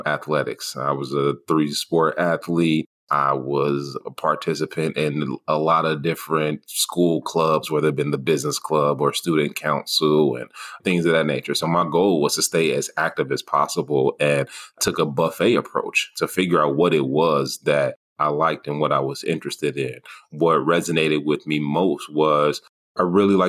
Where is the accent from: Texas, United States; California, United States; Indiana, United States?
Indiana, United States; Gary; moved away as an adult; also born or lived in Sacramento / Iowa; now in Des Moines, United States; born and raised in Gary, Indiana